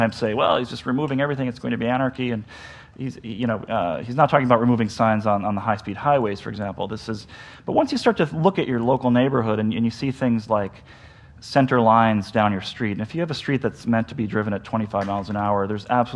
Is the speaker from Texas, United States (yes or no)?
no; New York, United States; I'm a New Yorker